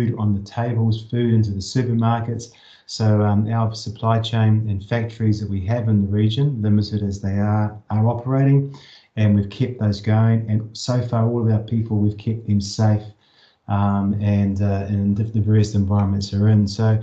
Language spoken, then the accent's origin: English; Whakatane, Bay of Plenty, New Zealand; moved away as an adult; also born or lived in Singapore / Shanghai / Hamburg; now in Amsterdam, Netherlands; I'm a Kiwi living out in the world, basically. I was brought up in Whakatane, in the Bay of Plenty